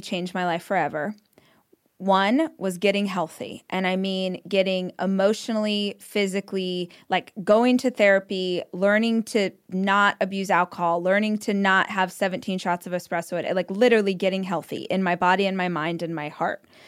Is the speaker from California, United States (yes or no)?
yes; Weed Patch Highway, California, United States; I grew up on Weed Patch Highway